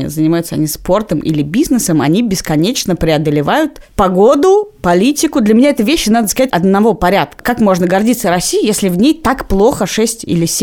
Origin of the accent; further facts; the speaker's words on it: Latvia; мне приходилось некоторое время говорить, что я из Латвии.